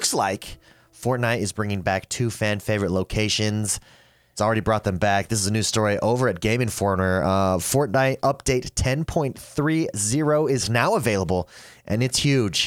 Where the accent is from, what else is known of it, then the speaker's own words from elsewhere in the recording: just outside Los Angeles, California, United States; in my hometown, on one street within a mile, there were four GameStops. That was in California, just right outside of Los Angeles.